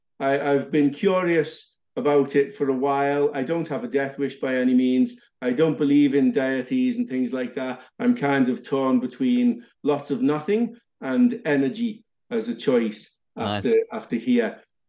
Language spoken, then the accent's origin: English; Liverpool, North West England, United Kingdom; I don't know. I grew up in Liverpool. I did all the right things. I stayed away from drugs.